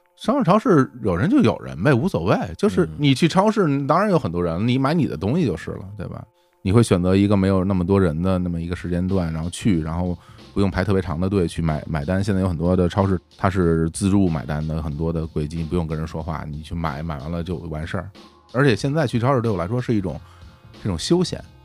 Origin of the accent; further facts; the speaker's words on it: Beijing, China; now in Dali, China; 我小时候在顺义那村里边儿，平原地区